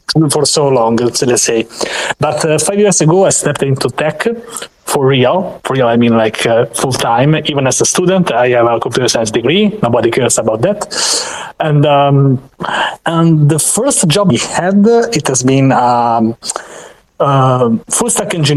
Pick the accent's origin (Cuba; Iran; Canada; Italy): Italy; Rome, Lazio; I am from Rome, Italy